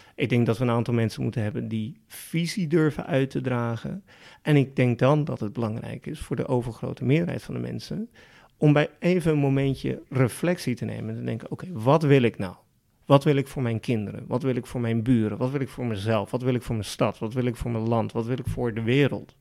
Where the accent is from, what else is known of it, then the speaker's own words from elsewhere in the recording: Netherlands; we in Nederland